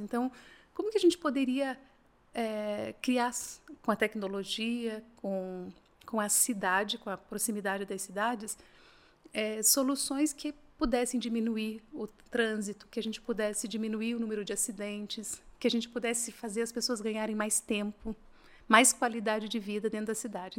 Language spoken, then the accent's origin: Portuguese; Assis Chateaubriand, Paraná, Brazil; now in Curitiba, Brazil; eu não sou de Curitiba, sou do interior do Paraná, nasci numa cidade chamada Assis Chateaubriand, mas tô, ah, tô em Curitiba